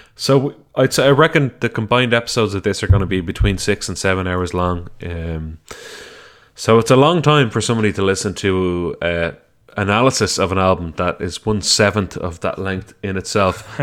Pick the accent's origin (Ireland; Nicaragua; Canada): Ireland; my home country